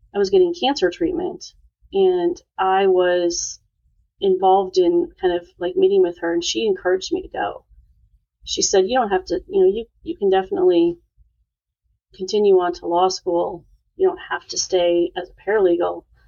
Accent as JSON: {"language": "English", "town": "Sioux Falls", "region": "South Dakota", "country": "United States", "tie": "born or raised there", "also_born_or_lived": "Montana", "moved": "as an adult", "lives_now": "Houston, United States", "said": "I was born in Montana, but moved to South Dakota when I was ten, and I finished high school and did two years of college there. So I would say that's where I grew up. Right so Sioux Falls, South Dakota."}